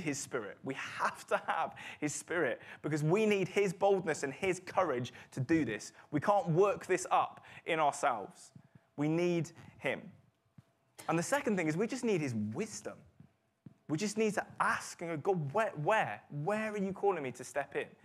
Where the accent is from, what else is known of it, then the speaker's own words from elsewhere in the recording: United Kingdom; we're British